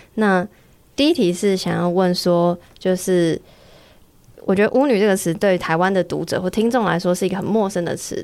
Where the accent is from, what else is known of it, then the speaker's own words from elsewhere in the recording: Taiwan; 身为台湾人很骄傲